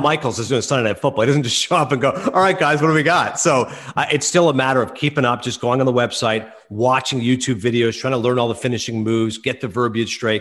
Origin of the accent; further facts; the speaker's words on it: Eastern Ontario, Canada; growing up in Eastern Ontario